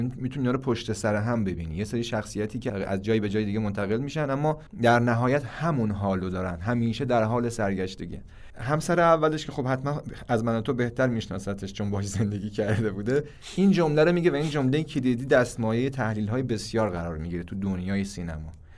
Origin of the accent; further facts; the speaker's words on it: Iran; ما ایرانی هستیم